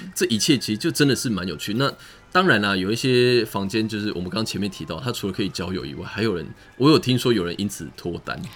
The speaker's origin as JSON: {"language": "Chinese", "country": "Taiwan", "said": "我们台湾人"}